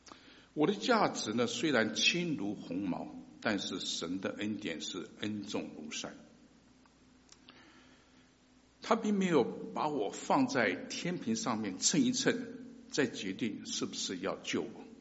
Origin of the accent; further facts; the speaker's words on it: China; 我们中国人结婚呢，总是讲求门当户对啊